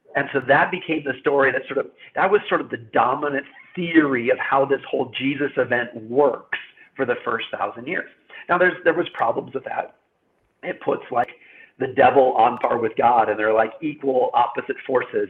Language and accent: English; United States; I'm an American